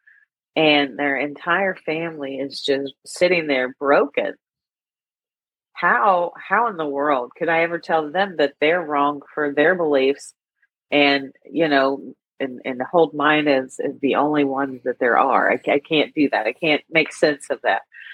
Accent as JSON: {"language": "English", "region": "Kentucky", "country": "United States", "tie": "born or raised there", "said": "I grew up in the 70s, guys. We did that CB radio stuff in the wilds of Kentucky"}